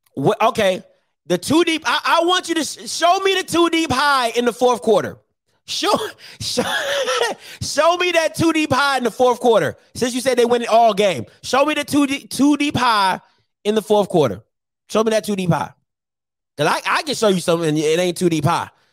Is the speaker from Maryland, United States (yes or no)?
yes; Maryland, United States; now in Jackson, United States; when I was growing up in Maryland